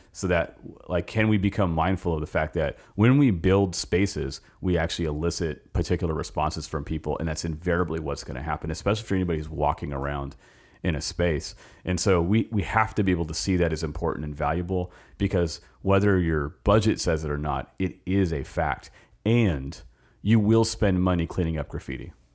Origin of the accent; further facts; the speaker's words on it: Los Angeles, California, United States; now in Richmond, United States; I grew up in Los Angeles